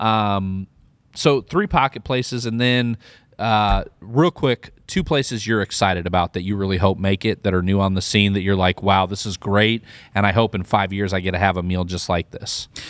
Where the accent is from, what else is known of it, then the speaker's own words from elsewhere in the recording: Midwest, United States; I'm from the Midwest